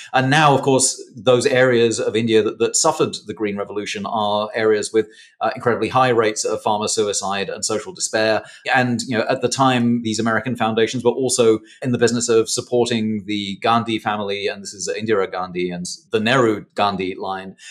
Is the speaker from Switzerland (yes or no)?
no; England, United Kingdom; accent: posh; moved away; my folks met in Britain, and now I'm here.